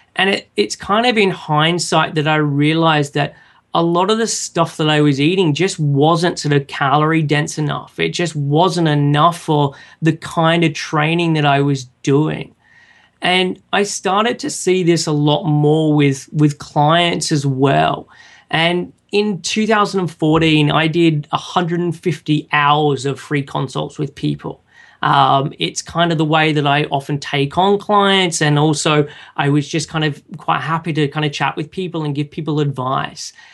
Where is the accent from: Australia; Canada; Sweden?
Australia; Sydney, New South Wales; moved away as an adult; now in London, United Kingdom; I was originally from Sydney in Australia and moved over to London